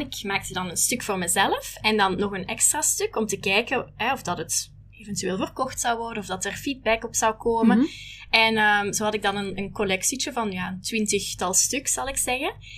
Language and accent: Dutch; Holsbeek, Flanders, Belgium; moved away as an adult; now in Hong Kong; ik ben origineel van België, maar ik woon al negen jaar eh, in Hongkong